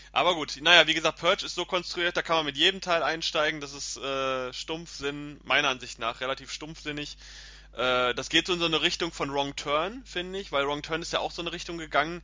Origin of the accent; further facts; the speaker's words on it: Germany; bei uns in Deutschland